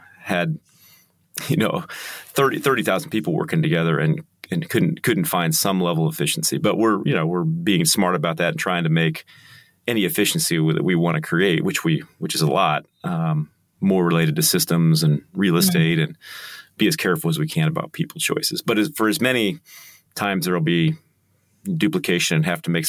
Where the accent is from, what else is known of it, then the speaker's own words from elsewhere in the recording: United States; now in Kansas City, United States; I'm very American.